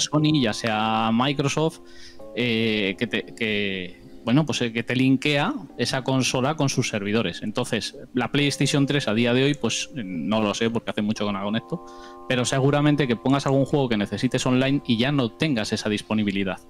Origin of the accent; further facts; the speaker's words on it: Basque Country, Spain; soy del norte de España, eh, País Vasco concretamente, lo notaréis por el acento